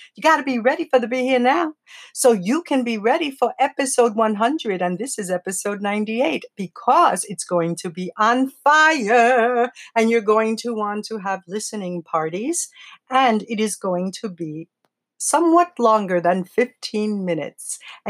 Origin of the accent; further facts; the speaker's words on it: New York City, New York, United States; Ireland as I do in Puerto Rico, where my mother was born and raised. I, on the other hand, was born in New York City in the Bronx.